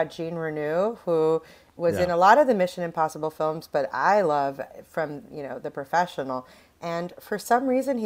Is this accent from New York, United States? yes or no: yes; New York City, New York, United States; I'm a New Yorker